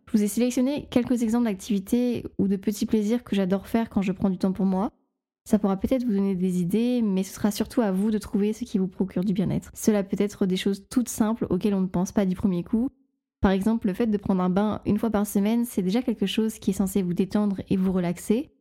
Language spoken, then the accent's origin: French; the North, Hauts-de-France, France; accent: Nord; mon accent du, du Nord euh, ressort